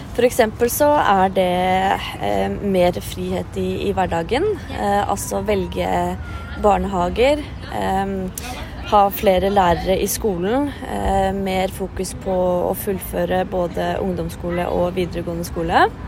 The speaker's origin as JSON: {"language": "Norwegian", "region": "Oslo", "country": "Norway", "tie": "born or raised there", "said": "født og oppvokst i Oslo"}